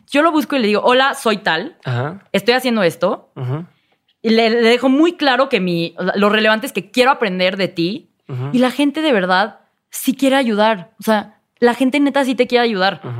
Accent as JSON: {"language": "Spanish", "country": "Mexico", "said": "I'm an entrepreneur from Mexico, ¿no? Soy emprendedora mexicana."}